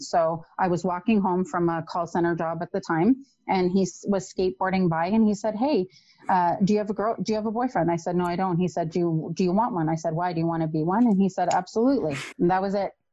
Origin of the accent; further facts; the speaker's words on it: Toronto, Ontario, Canada; I grew up in Toronto